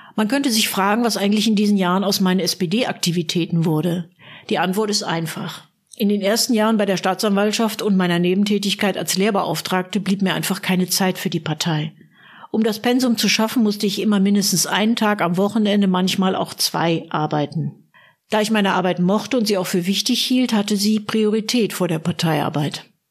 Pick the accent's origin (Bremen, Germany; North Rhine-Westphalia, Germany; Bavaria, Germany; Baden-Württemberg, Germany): North Rhine-Westphalia, Germany; Münster; moved away as an adult; now in Berlin, Germany; Als gebürtige Münsteranerin